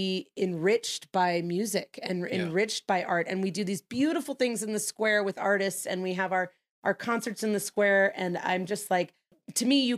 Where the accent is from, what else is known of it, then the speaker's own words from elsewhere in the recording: Los Angeles, California, United States; moved away as an adult; now in Prescott, United States; I am one of those stinky Californians that came here